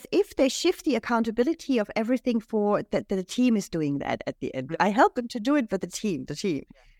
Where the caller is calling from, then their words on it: Switzerland; So, yeah, I'm joining you from Switzerland today.